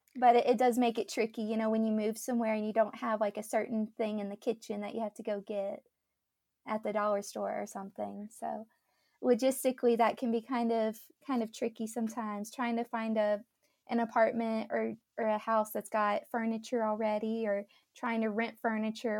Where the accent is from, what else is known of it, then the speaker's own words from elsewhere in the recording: Dallas, Texas, United States; moved away as an adult; also born or lived in Mississippi; born and raised in the Dallas area in Texas